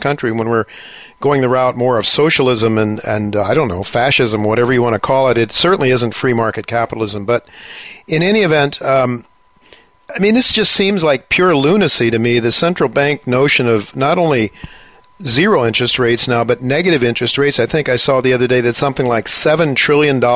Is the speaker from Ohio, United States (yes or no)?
yes; Ohio, United States; I was brought up in Ohio in a fairly conservative area